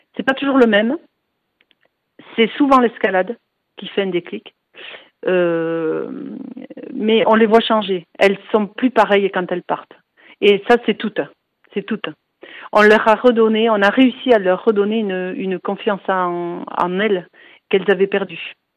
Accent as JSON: {"language": "French", "town": "Biarritz", "region": "Nouvelle-Aquitaine", "country": "France", "said": "je suis de Biarritz"}